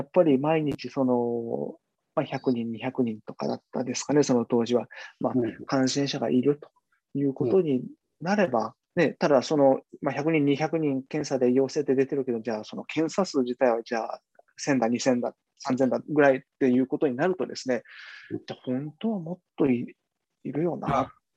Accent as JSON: {"language": "Japanese", "region": "Kumamoto", "country": "Japan", "tie": "born or raised there", "moved": "yes", "lives_now": "Beijing, China", "said": "熊本の自分の実家にちょっとこう、転がり込んで"}